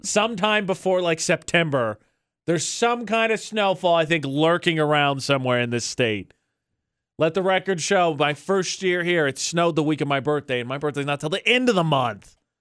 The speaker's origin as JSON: {"language": "English", "region": "Indiana", "country": "United States", "moved": "yes", "said": "I come from Indiana"}